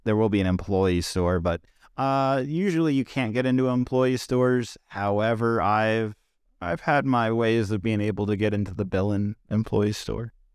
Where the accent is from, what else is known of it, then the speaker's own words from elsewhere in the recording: Richmond, Virginia, United States; here in my hometown of Richmond, Virginia. That's where I've grown up and lived in my entire life